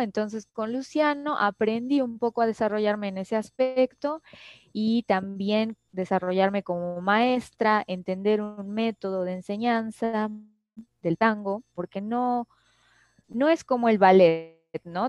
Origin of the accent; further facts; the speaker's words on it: Mexico; desde mi perspectiva como mexicana